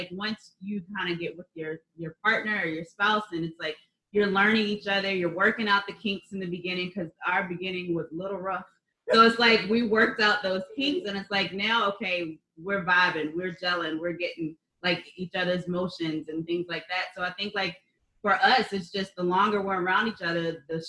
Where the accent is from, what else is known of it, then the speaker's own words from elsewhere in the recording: Chicago, Illinois, United States; Because there's been a few people that's we're from Chicago, we got to get together.